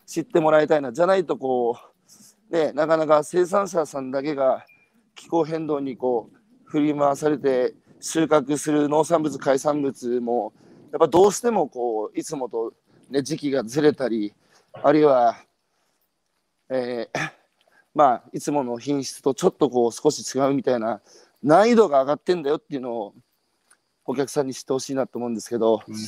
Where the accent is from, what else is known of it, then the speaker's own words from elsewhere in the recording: Hanamaki, Iwate, Japan; 僕のふるさとの花巻